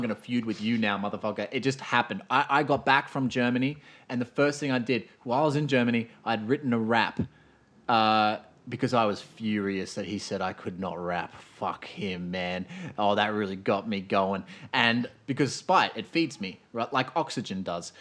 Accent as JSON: {"language": "English", "country": "Australia", "said": "I'm Australian."}